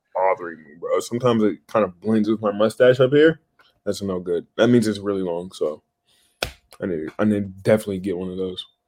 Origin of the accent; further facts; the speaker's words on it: Moreno Valley, California, United States; moved away; also born or lived in Portland; I grew up in like like Riverside area, Moreno Valley, like that neighborhood